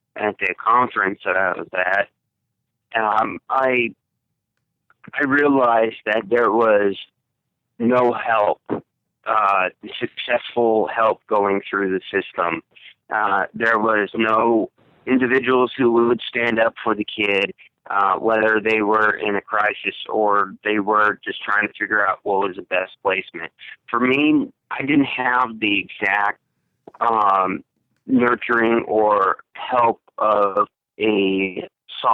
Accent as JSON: {"language": "English", "country": "Russia", "tie": "born or raised there", "moved": "yes", "lives_now": "United States", "said": "I was originally born and raised in Russia, Kemerovo, Moscow, Russia"}